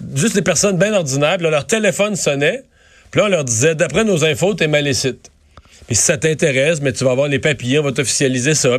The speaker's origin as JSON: {"language": "French", "area": "Rivière-du-Loup region", "region": "Quebec", "country": "Canada", "said": "dans mon coin de pays"}